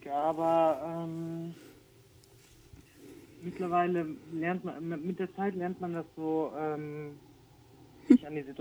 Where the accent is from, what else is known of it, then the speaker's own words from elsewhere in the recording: Germany; ich bin ja hier in Deutschland geboren